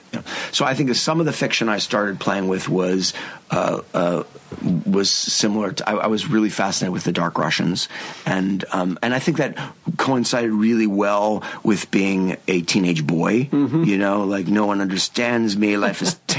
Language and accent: English; United States; as an American